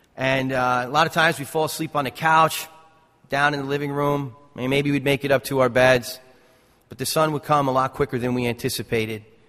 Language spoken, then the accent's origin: English; North Caldwell, New Jersey, United States; I grew up in Essex County. I grew up in North Caldwell.